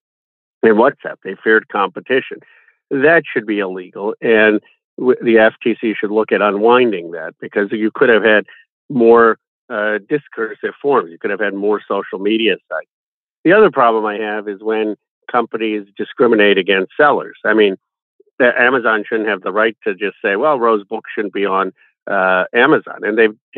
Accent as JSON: {"language": "English", "town": "Philadelphia", "region": "Pennsylvania", "country": "United States", "tie": "born or raised there"}